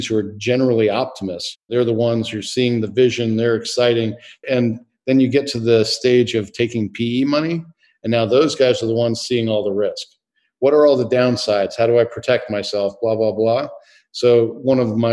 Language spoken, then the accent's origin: English; Northern Virginia, United States; I grew up in Northern Virginia